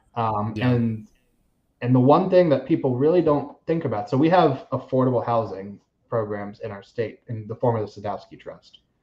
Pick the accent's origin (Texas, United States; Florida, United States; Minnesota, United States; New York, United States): Florida, United States; Seminole County; I was born in Seminole County.